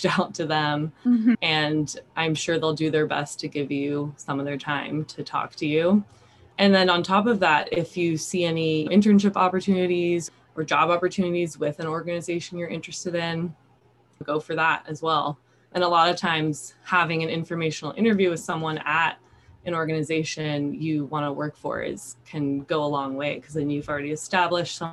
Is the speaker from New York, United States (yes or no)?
no; Sacramento, California, United States; moved away as an adult; also born or lived in Japan; now in Santa Barbara, United States; I grew up in Sacramento, California